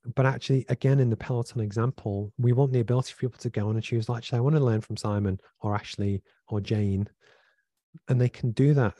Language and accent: English; Liverpool, North West England, United Kingdom; I grew up in Liverpool from a single parent family